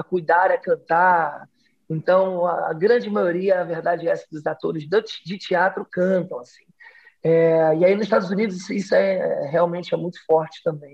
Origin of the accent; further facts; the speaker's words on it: Rio de Janeiro, Brazil; accent: carioca; Eu sou do Rio de Janeiro, então aqui eu, eu sou do subúrbio do Rio, sou de Realengo, já andei muito de trem